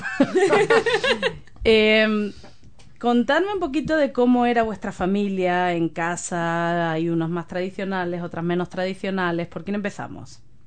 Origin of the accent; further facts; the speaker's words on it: Spain; now in New Zealand; yo soy de España